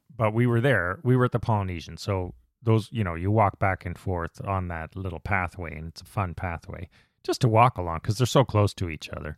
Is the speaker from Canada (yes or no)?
yes; Canada; we were, the Canadians